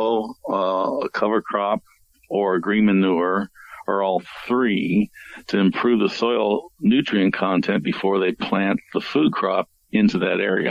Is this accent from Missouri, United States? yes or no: yes; St. Louis, Missouri, United States; I grew up in St. Louis, and the cattle yards were still down in downtown St. Louis